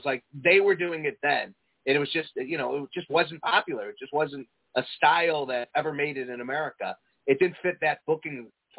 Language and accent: English; Prospect Heights, Illinois, United States; Prospect Heights, right down the street, man.